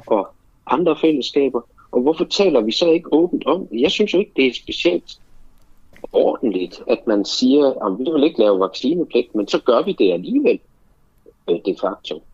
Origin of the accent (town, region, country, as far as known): Denmark